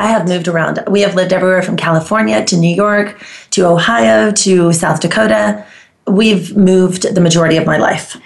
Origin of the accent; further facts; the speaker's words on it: Heraklion, Crete, Greece; also born or lived in Las Colinas, Texas / Keller, Texas; now in Dallas/Fort Worth, United States; I am from Greece, originally from Crete. My hometown is Iraklion